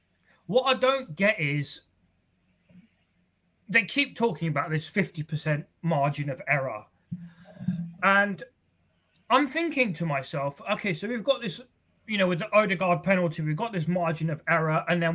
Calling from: London, United Kingdom; I'm calling from North London.

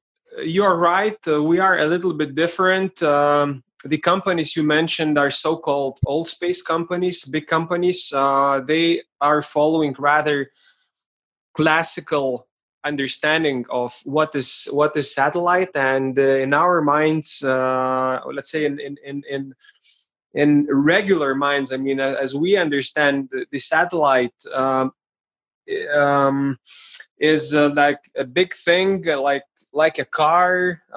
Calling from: Vilnius, Vilnius County, Lithuania; Today I am in Vilnius, Lithuania.

